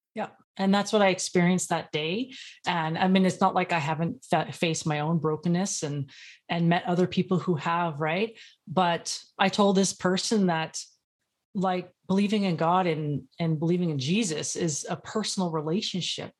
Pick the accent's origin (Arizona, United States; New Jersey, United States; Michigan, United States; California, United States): California, United States; Los Angeles; I'm from Los Angeles, so I've seen a lot of poverty and ghetto and all that kinda stuff.